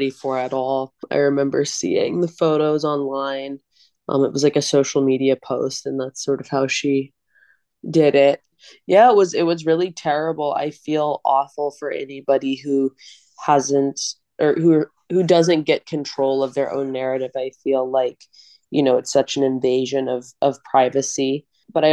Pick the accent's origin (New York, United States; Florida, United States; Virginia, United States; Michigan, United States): New York, United States; Long Island; also born or lived in Phoenix, Arizona; moved to Long Island, where I went to performing arts school